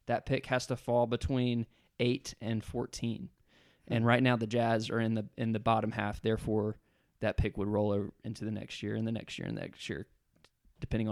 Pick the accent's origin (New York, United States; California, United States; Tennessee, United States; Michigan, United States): Tennessee, United States; Memphis; I grew up in Memphis